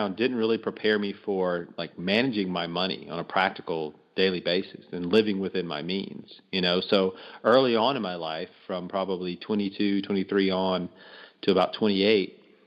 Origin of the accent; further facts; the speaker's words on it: Louisiana, United States; moved away as an adult; also born or lived in Texas; I'm from Louisiana originally, ended up in Texas doing some corporate work after college